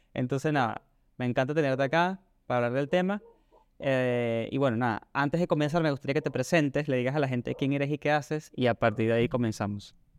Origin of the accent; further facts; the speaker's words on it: Venezuela; now in Argentina; yo soy de Venezuela y estoy aquí en Argentina